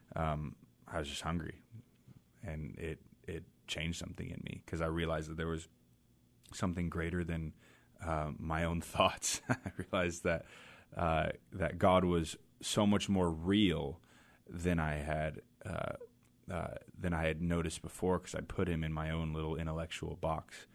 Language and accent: English; Mill Creek, Washington, United States; also born or lived in Boise, Idaho; I grew up in Mill Creek, Washington